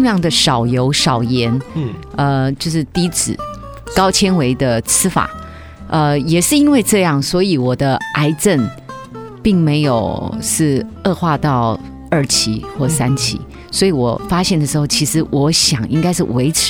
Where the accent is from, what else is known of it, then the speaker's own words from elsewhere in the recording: China; 因为我们中国人吃水果，尤其。大家都有一个习惯性惯性，都只吃几样水果。